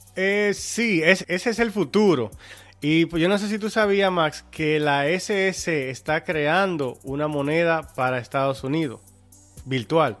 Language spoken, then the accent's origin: Spanish; Dominican Republic; nosotros como dominicanos